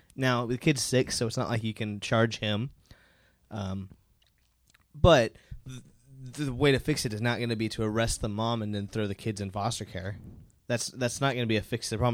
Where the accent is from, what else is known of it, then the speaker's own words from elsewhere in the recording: Dallas, Texas, United States; we're all from the Dallas, Denton area